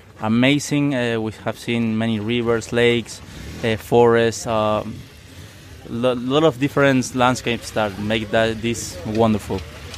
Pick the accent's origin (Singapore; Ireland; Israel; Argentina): Argentina; from Argentina.